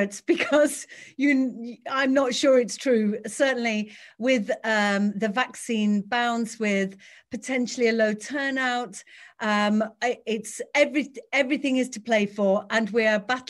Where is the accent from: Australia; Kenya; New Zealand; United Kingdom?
United Kingdom; Batley, Yorkshire and the Humber; I was born and raised in West Yorkshire. I grew up on free school meals in a council flat on a council estate in Batley